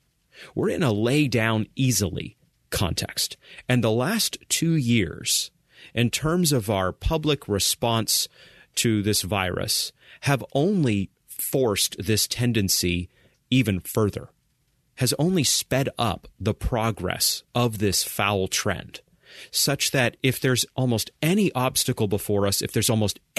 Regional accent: Maine, United States; I recall growing up in Maine, and I recall my dad, as a leader in our small Baptist church, going to the nursing home

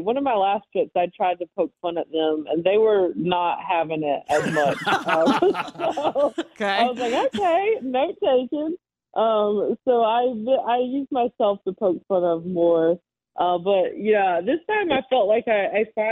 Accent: the South, United States; I come from the South and we're storytellers, and I grew up around a lot of eccentric people

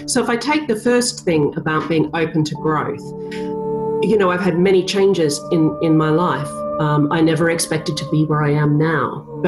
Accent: Australia; I am Australian.

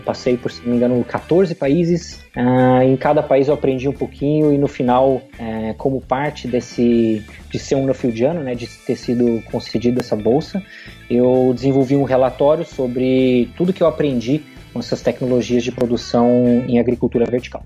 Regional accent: Castro, Paraná, Brazil; eu sou natural do Paraná, eh, sou de Castro, Paraná mais precisamente de Castrolanda, na colônia holandesa

